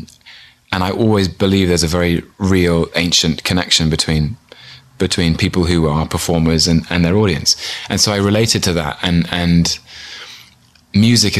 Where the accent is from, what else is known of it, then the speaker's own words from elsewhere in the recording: London, United Kingdom; I was born in London in 1981.